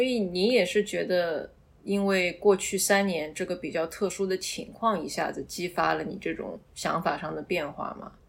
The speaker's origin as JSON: {"language": "Chinese", "region": "Shanghai", "country": "China", "tie": "born or raised there", "said": "作为一个土生土长的人"}